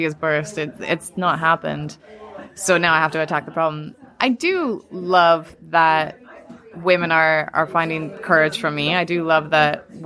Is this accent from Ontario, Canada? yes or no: no; Calgary, Alberta, Canada; I was lucky enough to grow up in the Canadian Rockies